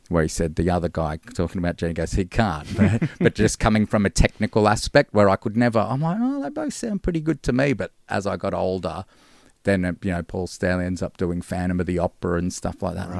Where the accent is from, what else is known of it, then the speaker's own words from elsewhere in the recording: Gold Coast, Queensland, Australia; moved away as an adult; now in Melbourne, Australia; born in Melbourne yeah. and then grew up on the Gold Coast.